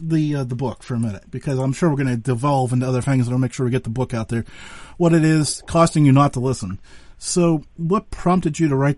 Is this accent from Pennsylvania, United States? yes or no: yes; Western Pennsylvania, United States; So I'm from Western Pennsylvania.